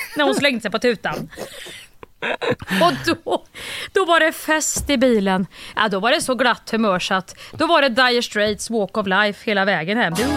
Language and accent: Swedish; Kristinehamn, Värmland, Sweden; jag är uppvuxen ju i, i Kristinehamn